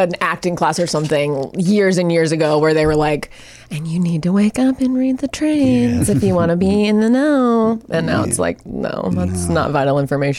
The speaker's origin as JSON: {"language": "English", "town": "Jacksonville", "region": "Florida", "country": "United States", "tie": "born or raised there", "also_born_or_lived": "Miami, Florida / Denver, Colorado", "moved": "as an adult", "said": "I was born in Miami, Florida, and then I grew up in Jacksonville."}